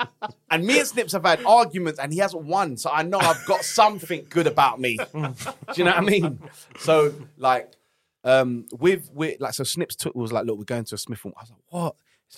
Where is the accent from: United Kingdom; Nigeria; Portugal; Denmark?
United Kingdom; I'm still British. I love America, but my experiences are from here. And what makes me different is Great Britain.